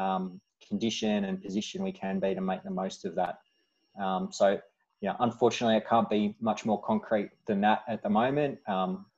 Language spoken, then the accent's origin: English; Glen Waverley, Victoria, Australia; I grew up in Glen Waverley, went to Glen Waverley Secondary College